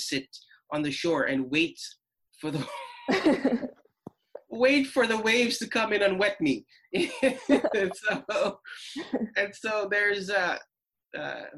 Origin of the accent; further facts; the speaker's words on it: St. Lucia; moved away; The first formative years of my life, I grew up in St. Lucia